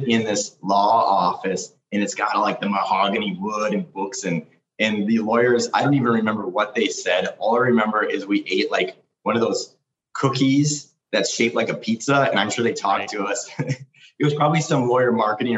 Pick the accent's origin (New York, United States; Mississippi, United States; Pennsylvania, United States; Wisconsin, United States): Wisconsin, United States; Green Bay; also born or lived in Eau Claire, Wisconsin; But I spent most of my life on the eastern part of Wisconsin, Green Bay Packers. Real blue collar city